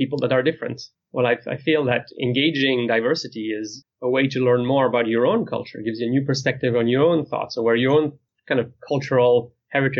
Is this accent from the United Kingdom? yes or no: no; near Geneva, Switzerland; moved away; my hometown is near the city of Geneva, which is in the other side of the country